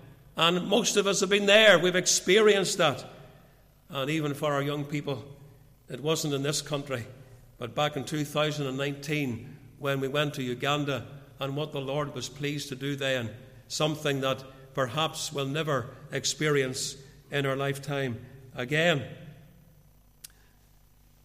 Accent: Portadown, Northern Ireland, United Kingdom; I can remember my teenage years growing up in the Free Church before I went to Bible college. I went to Bible college when I was still a teenager. But I remember those years in Portadown

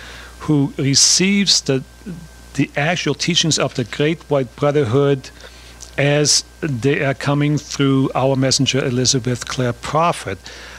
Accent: Austria; I grew up in Austria in the from 1942 on

